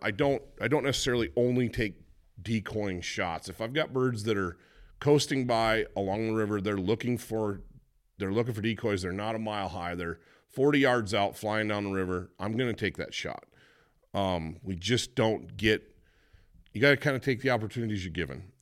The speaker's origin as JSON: {"language": "English", "region": "Michigan", "country": "United States", "tie": "born or raised there", "said": "Growing up in Michigan"}